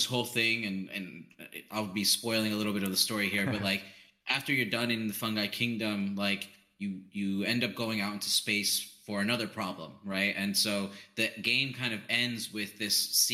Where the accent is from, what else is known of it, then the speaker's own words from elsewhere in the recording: New York, United States; when I was growing up in New York, there's we had a bakery